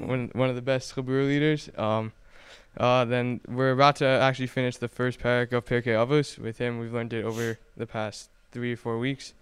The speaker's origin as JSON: {"language": "English", "town": "Bergenfield", "region": "New Jersey", "country": "United States", "said": "I come from Bergenfield, New Jersey."}